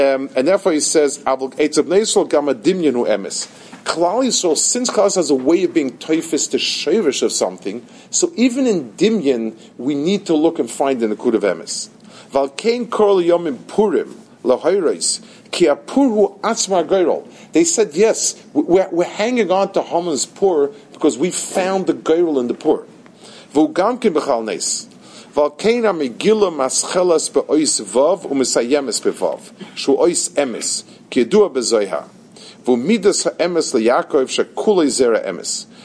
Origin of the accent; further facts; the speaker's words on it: New York, United States; I grew up in Lower East Side, the other side of the river